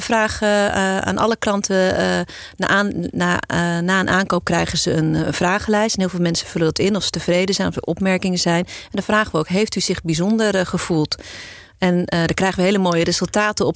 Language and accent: Dutch; Amstelveen, North Holland, Netherlands; also born or lived in South Africa; geboren ooit in Zuid-Afrika, maar eh, eh, opgegroeid in deze regio. geboren en getogen in Amstelveen.